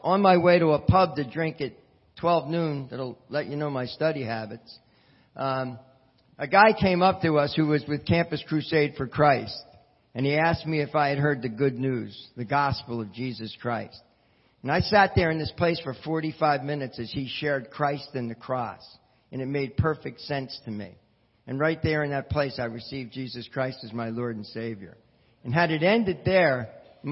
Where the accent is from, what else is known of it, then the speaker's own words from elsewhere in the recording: Philadelphia, Pennsylvania, United States; now in New Jersey, United States; I grew up in Philadelphia, Pennsylvania